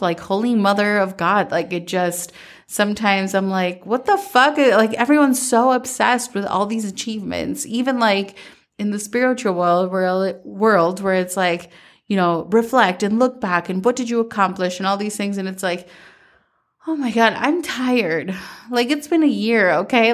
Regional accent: Minnesota, United States; growing up in Minnesota

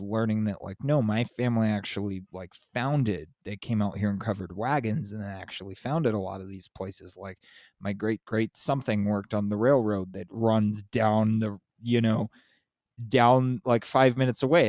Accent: San Diego, California, United States; also born or lived in Los Angeles; now in Southern Arizona, United States; I grew up in San Diego, but I'm in, I'm in Southern Arizona

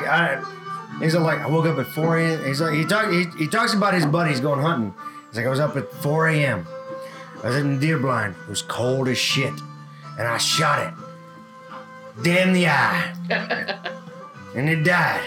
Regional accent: Texas, United States; I'm from Texas

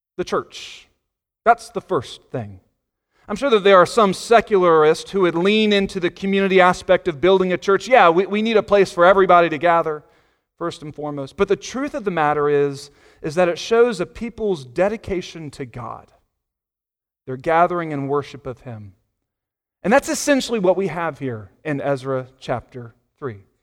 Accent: Virginia Beach, Virginia, United States; I grew up in Virginia Beach

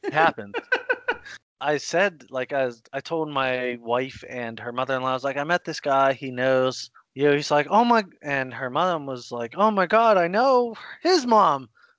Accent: Pennsylvania, United States; born or raised there

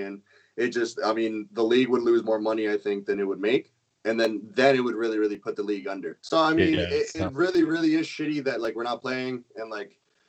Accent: Canada; as a Canadian

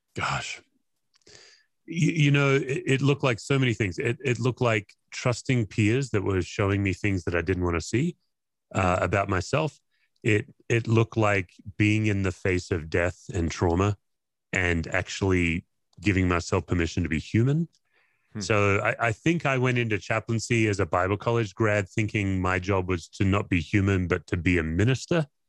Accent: Perth, Western Australia, Australia; I grew up in Perth, Western Australia, and you know, not not many Aussies go to church

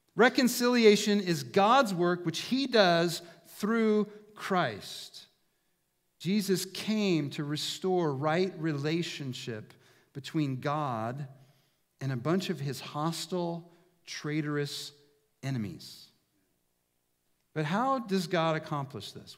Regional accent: Prineville, Oregon, United States; moved away as an adult; I grew up in Prineville

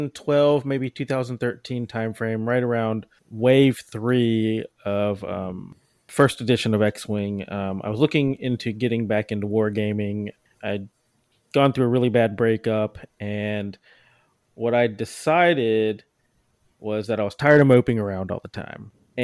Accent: Mississippi, United States; moved away as an adult; also born or lived in Alabama; now in Houston, United States; originally I'm from Mississippi, and then I moved to Texas by way of Alabama about 10 years ago.

